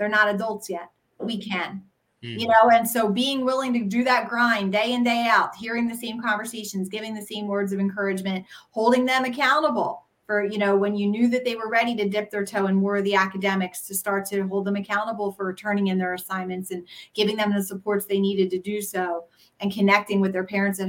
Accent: Philadelphia, Pennsylvania, United States; people pick out I'm from Philly pretty quick

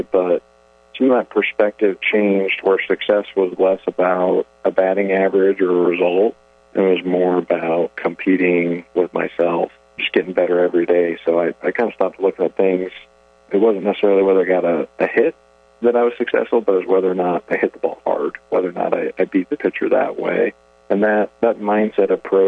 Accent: Idaho, United States; moved away as an adult; now in Murray, Kentucky, United States; I was actually born and raised in Idaho. Grew up out west

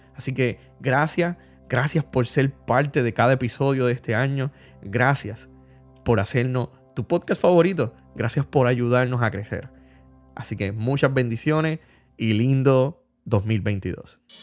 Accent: Puerto Rico; todos como puertorriqueños experimentamos algún trastorno

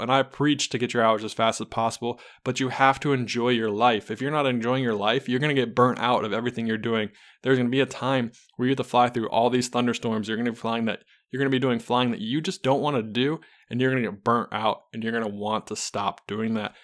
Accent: Charlotte, North Carolina, United States; I am from Charlotte, North Carolina

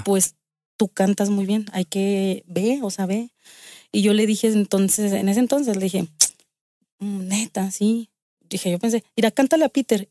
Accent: Aguascalientes, Mexico; yo nací aquí en Aguascalientes.

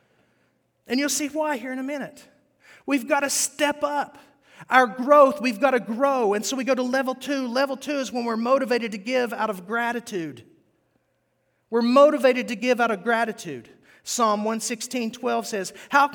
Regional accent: West Virginia, United States; moved away; West Virginia is where I grew up

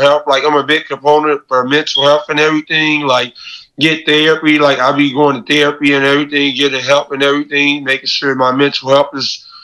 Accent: Chicago, Illinois, United States; I'm from Chicago, so if I'm talking to Chicago people, I can do interviews in person.

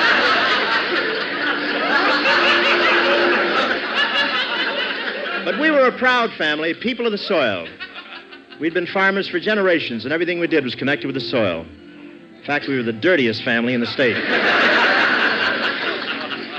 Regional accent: Cleveland, Ohio, United States; moved away; reared in Cleveland

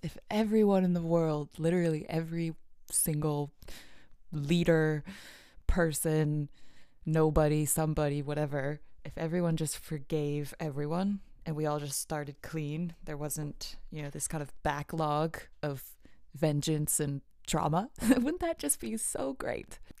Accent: Illinois, United States; I grew up in Illinois where earthquakes don't happen there

